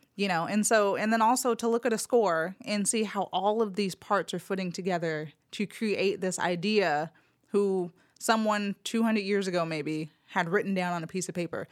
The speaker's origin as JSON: {"language": "English", "town": "Los Angeles", "region": "California", "country": "United States", "tie": "born or raised there", "moved": "as an adult", "lives_now": "Memphis, United States"}